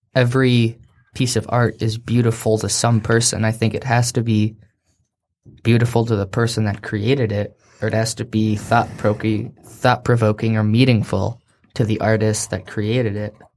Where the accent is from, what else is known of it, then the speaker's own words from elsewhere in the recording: Seattle, Washington, United States; we're from Seattle